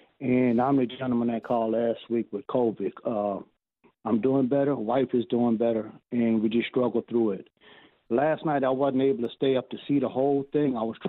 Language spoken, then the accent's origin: English; Louisiana, United States; now in Texas, United States; I'm from Louisiana.